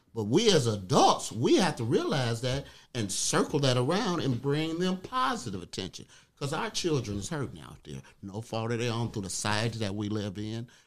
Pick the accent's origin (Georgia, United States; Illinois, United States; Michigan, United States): Michigan, United States; Detroit; I'm from Detroit